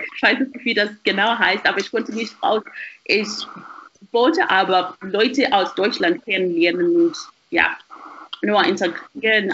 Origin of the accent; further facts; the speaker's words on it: Harare, Zimbabwe; German is a second language; moved away as an adult; now in Germany; ich komme ähm, aus Zimbabwe und ich habe nur einfach die meiste Zeit meines Lebens in Zimbabwe verbracht, in Harare